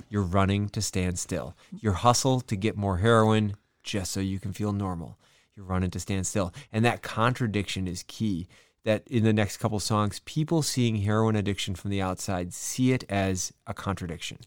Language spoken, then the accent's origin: English; Madison, Wisconsin, United States; my hometown, Madison, Wisconsin